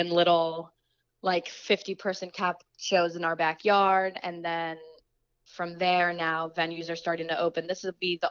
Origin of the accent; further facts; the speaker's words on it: Waterbury, Connecticut, United States; also born or lived in New York; I grew up in Waterbury my whole life